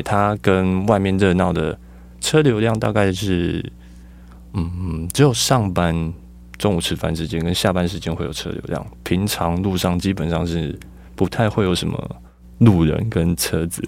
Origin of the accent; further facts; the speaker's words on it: Tainan, Taiwan; also born or lived in Taipei; now in Tucheng, Taiwan; 我，我自己是在台南长大，嗯。诶，出生，然后算生活一段时间之后才搬来北部